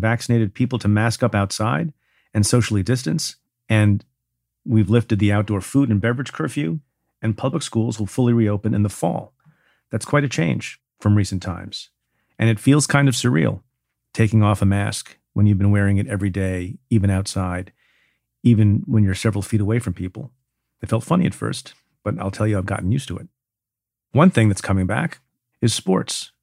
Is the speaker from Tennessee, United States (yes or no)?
no; New York, United States; my home state of New York